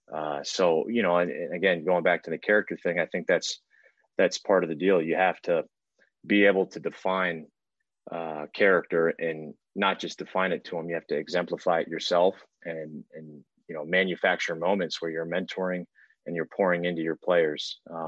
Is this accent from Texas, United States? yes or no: yes; Houston, Texas, United States; also born or lived in Italy; being in Houston, you know, my entire life. I've played sports. I was born overseas in Italy.